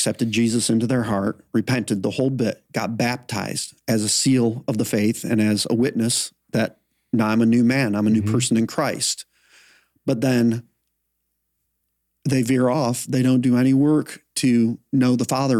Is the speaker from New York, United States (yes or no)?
no; Flint, Michigan, United States; moved away; the church I grew up in Flint, Michigan